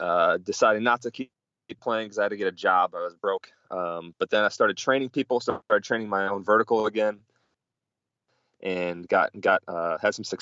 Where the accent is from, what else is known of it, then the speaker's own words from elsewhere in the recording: Milwaukee, Wisconsin, United States; moved away; I'm originally from Milwaukee, Wisconsin